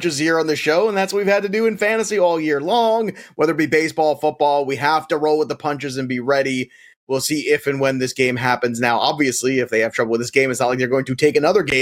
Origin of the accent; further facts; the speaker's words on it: New Jersey, United States; my home state, New Jersey